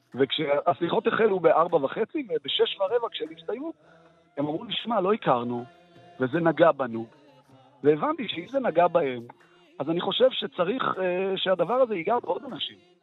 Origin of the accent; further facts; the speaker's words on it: Ashdod, Southern District, Israel; העובדה שאני מזרחי, מרוקאי ודתי וגדלתי באשדוד